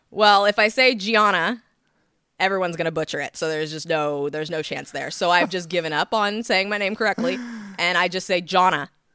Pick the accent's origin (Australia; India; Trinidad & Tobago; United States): United States; San Clemente, California; also born or lived in Laguna Beach; I was raised in San Clemente pretty much most my life.